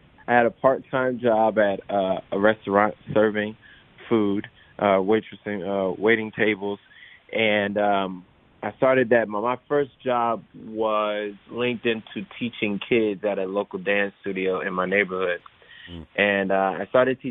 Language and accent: English; Miami, Florida, United States; moved away as an adult; now in Los Angeles, United States; I actually was born and raised in Miami, Florida.